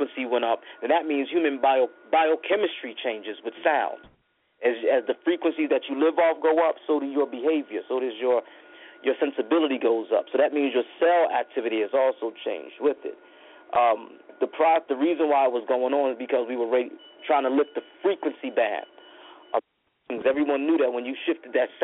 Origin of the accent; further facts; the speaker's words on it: Philadelphia, Pennsylvania, United States; I'm from John Coltrane's neighborhood, North Philadelphia